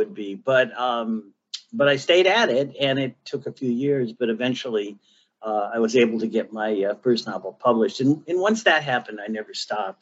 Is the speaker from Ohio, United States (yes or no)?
yes; Cleveland, Ohio, United States; I'm from Northeast Ohio. I'm from Cleveland